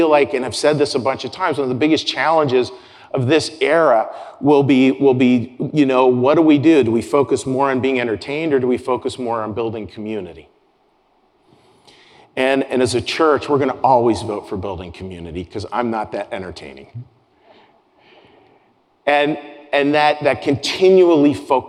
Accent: Pittsburgh, Pennsylvania, United States; moved away; out of my hometown of Pittsburgh, Pennsylvania

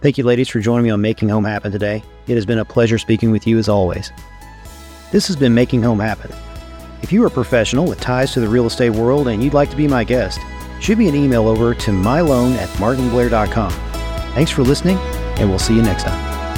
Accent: Eastern Kentucky, United States; being born and raised in Kentucky

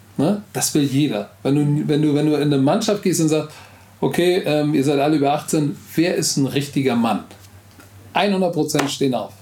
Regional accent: Hamburg, Germany; first language German; Heimat ist für mich da, wo ich aufgewachsen bin, wo ich jeden Stein kennen, wo du mir jetzt die Augen verbinden kannst und ich kannst mich jetzt hier in der Schanze rauslassen

